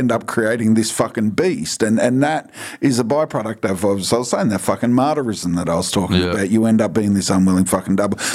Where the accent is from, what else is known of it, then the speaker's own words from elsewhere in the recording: Bankstown, New South Wales, Australia; Yeah, because I'm from Bankstown, like yeah, you know, like constant if you, state of alert.